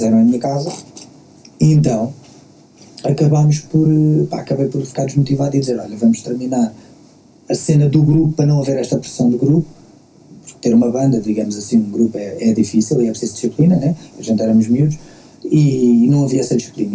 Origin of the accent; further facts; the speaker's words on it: Queluz, Lisbon, Portugal; eu sou, eu sou de Queluz